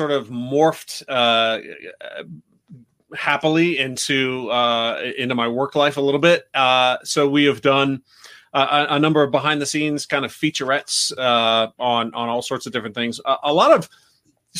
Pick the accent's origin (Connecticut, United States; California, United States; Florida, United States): California, United States; Riverside; my hometown of Riverside, California